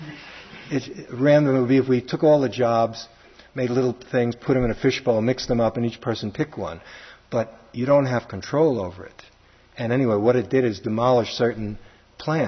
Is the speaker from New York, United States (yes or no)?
yes; New York City, New York, United States; accent: Brooklyn; my Brooklyn accent